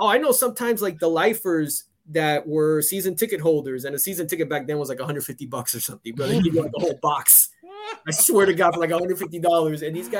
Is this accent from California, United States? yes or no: no; the Gables, Miami area, Florida, United States; Some of them would stay here down by me. I grew up in the Gate.